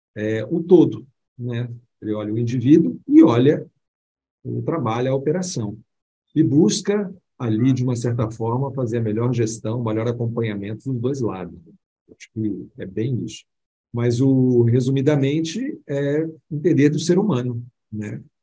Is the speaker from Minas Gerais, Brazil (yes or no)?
yes; Belo Horizonte, Minas Gerais, Brazil; accent: mineiro; moved away as an adult; now in São Paulo, Brazil; mineiro, vocês vão perceber aí no bate-papo aqui nosso, o meu sotaque mineiro, que eu amo tanto, minha Minas Gerais, nascido em Belo Horizonte.